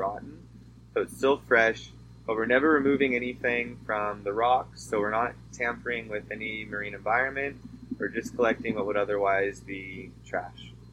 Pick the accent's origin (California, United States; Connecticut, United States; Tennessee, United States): California, United States; Southern; moved away as an adult; also born or lived in North Carolina; now in Baja California, Mexico; coming from the United States, especially where I come from in Southern California